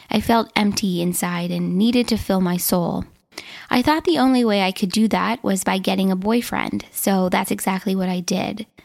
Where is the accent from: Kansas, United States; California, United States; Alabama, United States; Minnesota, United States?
Minnesota, United States; born or raised there